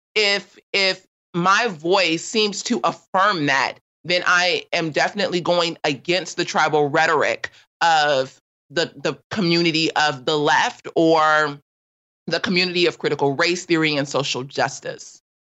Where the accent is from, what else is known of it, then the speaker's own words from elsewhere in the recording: Los Angeles, California, United States; I grew up in South